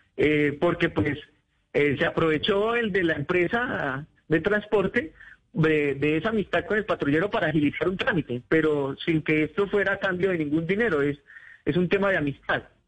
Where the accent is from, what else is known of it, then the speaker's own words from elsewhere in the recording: Colombia; nos ocurre a los colombianos cuando salimos del país